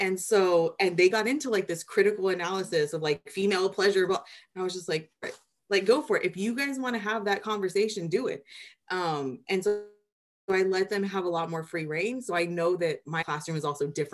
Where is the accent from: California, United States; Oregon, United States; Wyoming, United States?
California, United States; Anaheim; I'm a kid from Anaheim, the Disneyland side